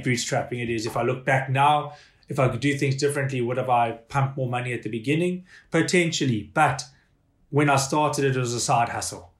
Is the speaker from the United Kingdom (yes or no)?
no; South Africa; also born or lived in Hong Kong; now in Ireland; being a South African